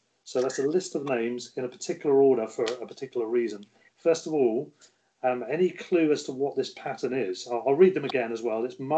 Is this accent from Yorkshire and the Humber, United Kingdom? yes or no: no; Solihull, West Midlands, United Kingdom; born there; But I'm English and I was born in Solihull near Birmingham.